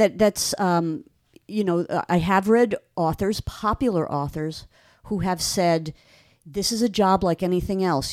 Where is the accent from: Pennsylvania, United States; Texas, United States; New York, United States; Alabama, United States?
New York, United States; Long Island; moved away; I grew up on Long Island